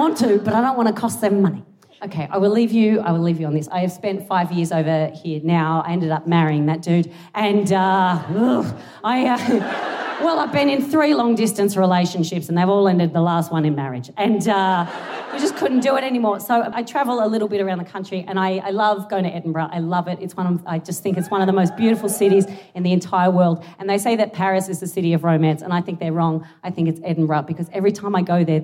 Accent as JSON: {"language": "English", "country": "Australia", "moved": "as an adult", "lives_now": "United Kingdom", "said": "this is not a local accent. I am Australian"}